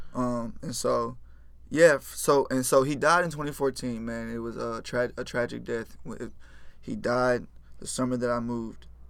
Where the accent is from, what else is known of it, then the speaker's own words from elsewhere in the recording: Houston, Texas, United States; also born or lived in Richmond, Texas / Rosenberg, Texas / Pearland, Texas; I grew up in Fort Bend area, uh, Richmond Rosenberg, 59